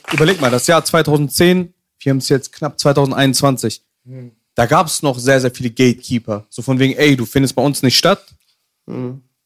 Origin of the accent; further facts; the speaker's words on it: Hanover, Lower Saxony, Germany; zwei Tage, nachdem wir aus Afghanistan geflüchtet sind. Mhm bin ich geboren, in Hannover. Ich lebe da immer noch